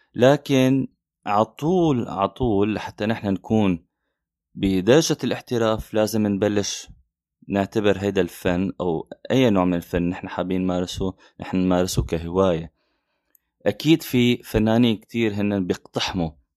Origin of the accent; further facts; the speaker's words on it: Syria; من سوريا